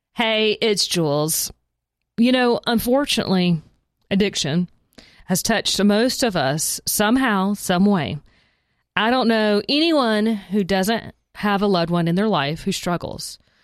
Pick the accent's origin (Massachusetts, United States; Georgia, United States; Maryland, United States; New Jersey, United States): Georgia, United States; South; I grew up in South Georgia